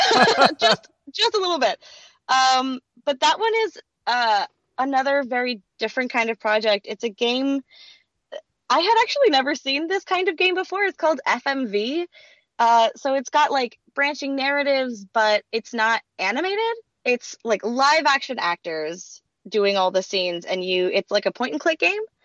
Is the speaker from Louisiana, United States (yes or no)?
yes; Louisiana, United States; now in Los Angeles, United States; I grew up in Louisiana